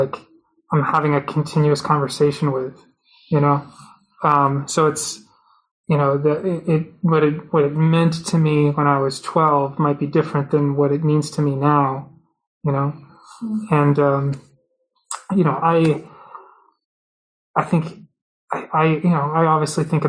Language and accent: English; Massachusetts, United States; I was at the Topps Field Fair in Massachusetts, in my hometown